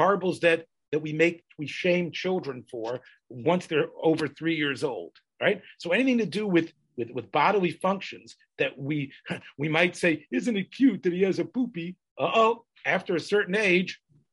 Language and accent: English; the South, United States; when I was growing up in the South